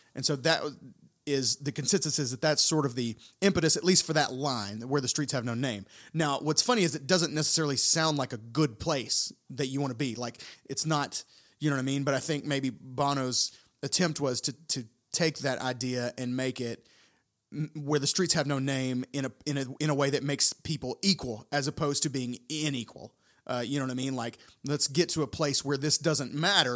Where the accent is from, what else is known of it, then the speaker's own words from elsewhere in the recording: United States; as an American in Tokyo